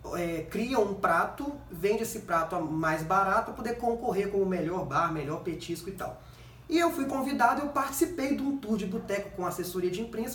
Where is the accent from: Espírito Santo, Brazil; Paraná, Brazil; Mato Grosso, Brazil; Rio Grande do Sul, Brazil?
Espírito Santo, Brazil; Vitória; also born or lived in Belo Horizonte / Curitiba; eu sou de Vitória